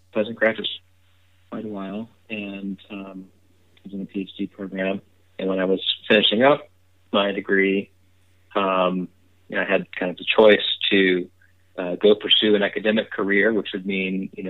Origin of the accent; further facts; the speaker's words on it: Virginia, United States; moved away as an adult; now in San Francisco, United States; I grew up in Virginia